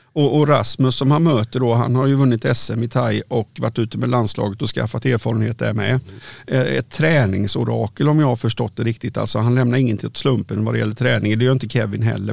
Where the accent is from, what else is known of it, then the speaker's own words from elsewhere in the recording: Varberg, Halland County, Sweden; jag kommer från Varberg